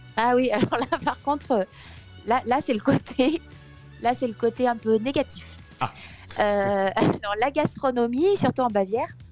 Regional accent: France; moved away as an adult; also born or lived in Occitanie; now in Munich, Germany; quand on est français

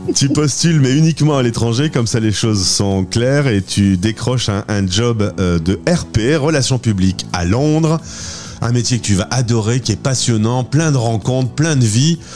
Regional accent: Lille, Hauts-de-France, France; Lille, c'est un petit peu quand même ma ville natale

